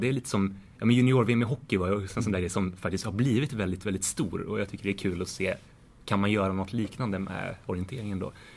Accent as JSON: {"language": "Swedish", "country": "Sweden", "said": "som svensk reporter på plats"}